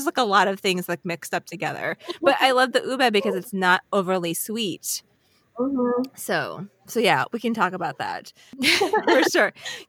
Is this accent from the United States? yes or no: no; Philippines; I'm Filipino and I love mango.